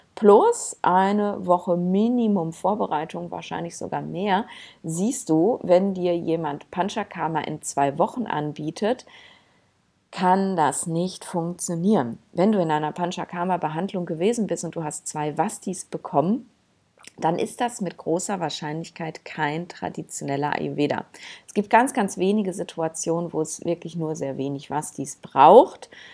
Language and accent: German; Germany; bei uns in Deutschland